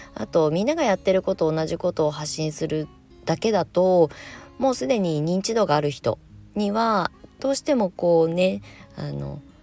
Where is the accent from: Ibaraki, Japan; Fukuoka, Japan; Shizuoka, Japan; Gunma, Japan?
Ibaraki, Japan; Kasama; moved away; also born or lived in Shonan, Kanagawa; 茨城県笠間市に U ターンしてきて1年なんですけど結構あの戦々恐々としております生まれ育った場所なんですけど